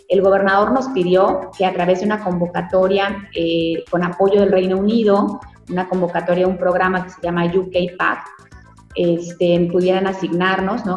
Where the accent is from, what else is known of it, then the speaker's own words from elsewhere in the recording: Yucatán, Mexico; como yucatecos